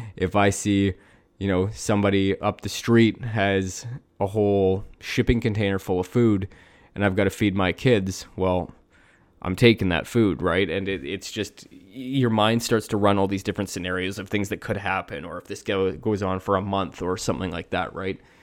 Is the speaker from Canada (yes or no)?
yes; Canada; I grew up in Canada